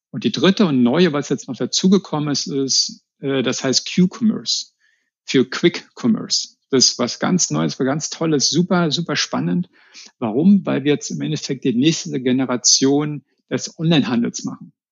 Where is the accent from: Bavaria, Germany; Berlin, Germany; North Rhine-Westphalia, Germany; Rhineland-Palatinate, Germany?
Berlin, Germany; ich bin ja aus Berlin oder aus Rand-Berlin, deswegen lag es nahe, dass wir da jetzt zurückkommen, nach Hause sozusagen